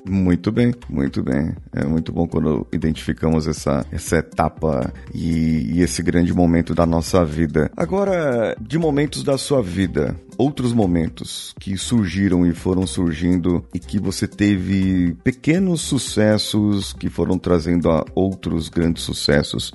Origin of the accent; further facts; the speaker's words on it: São Paulo, Brazil; Eu sou de São Paulo, capital